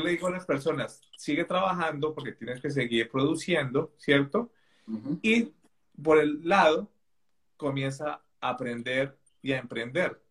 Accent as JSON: {"language": "Spanish", "region": "Bogotá", "country": "Colombia", "tie": "born or raised there", "moved": "as an adult", "lives_now": "England, United Kingdom", "said": "nací en Colombia, en Bogotá, hace 36 años ya casi"}